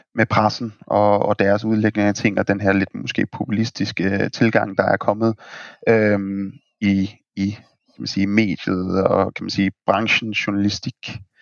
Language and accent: Danish; Denmark; vi er danskere